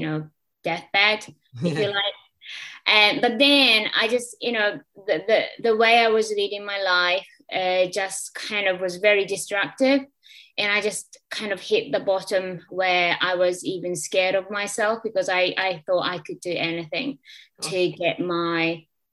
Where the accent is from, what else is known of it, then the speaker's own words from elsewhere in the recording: Japan; moved away as an adult; now in Liverpool, United Kingdom; I'm from Japan, and I originally came to Liverpool about, I don't know, when I was 23 years old